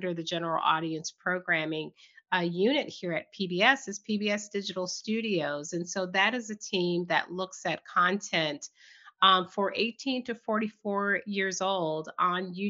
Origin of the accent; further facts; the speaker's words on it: Southern Virginia, United States; I was born and raised in Southern Virginia